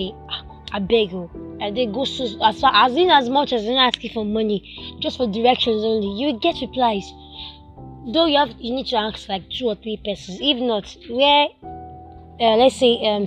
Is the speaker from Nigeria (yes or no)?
yes; Lagos, Nigeria; one thing you can't take away from we Lagosians is that we are nice